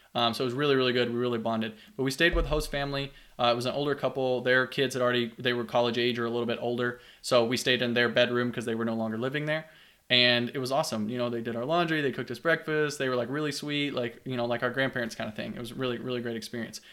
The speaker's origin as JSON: {"language": "English", "town": "Hodgenville", "region": "Kentucky", "country": "United States", "tie": "born or raised there", "also_born_or_lived": "Louisville, Kentucky", "said": "I grew up in a small town called Hodgenville, Kentucky, little farm town about an hour south of there"}